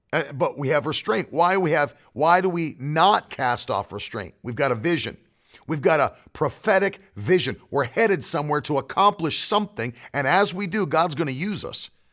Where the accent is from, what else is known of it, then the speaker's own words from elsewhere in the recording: West Virginia, United States; I'm from West Virginia